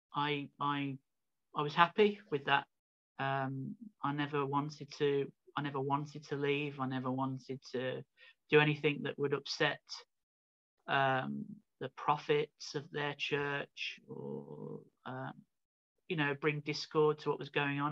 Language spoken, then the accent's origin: English; Birmingham, West Midlands, United Kingdom; I was born in Birmingham in in England in the United Kingdom, um, which is like in the Midlands of the country